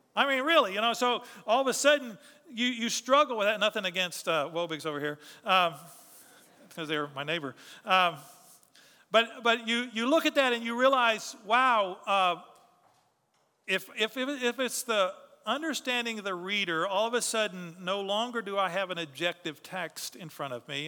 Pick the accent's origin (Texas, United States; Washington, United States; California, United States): Texas, United States; we're proud to be Texan